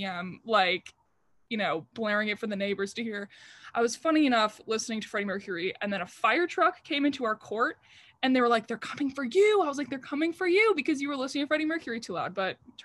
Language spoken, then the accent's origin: English; Baltimore County, Maryland, United States; I grew up in Baltimore County.